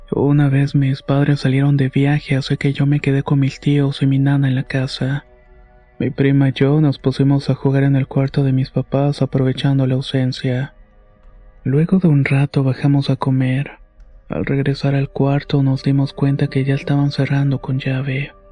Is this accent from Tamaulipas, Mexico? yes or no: no; Morelia, Michoacán, Mexico; also born or lived in Apatzingán; Y eh, soy originaria de Apatzinga, Michoacán. Pero desde muy pequeña he vivido en Morelia. Cuando tenía como 10 años nos mudamos a la colonia Villa Universitaria que está por Ciudad Universitaria.